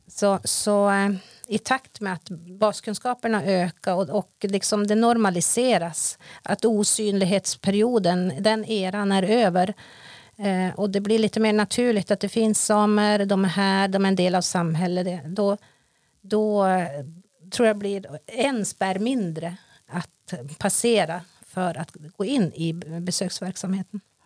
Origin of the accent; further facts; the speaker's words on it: Jingevaerie sameby, Jämtland, Sweden; jag är från Gingeberga sameby, renskötare